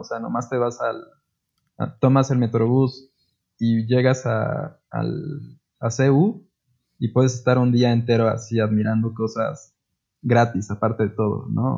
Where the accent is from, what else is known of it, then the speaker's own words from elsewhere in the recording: Puebla, Mexico; como poblanos